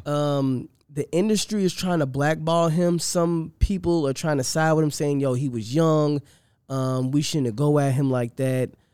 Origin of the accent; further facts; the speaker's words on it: Boston, Massachusetts, United States; I grew up in Boston.